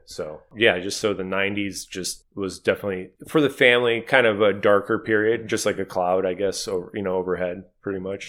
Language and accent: English; Cleveland, Ohio, United States; we all grew up in Cleveland